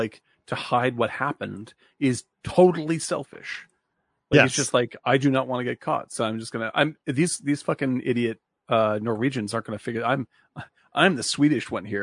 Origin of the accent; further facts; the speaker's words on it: Louisiana, United States; Also, I'm from Louisiana.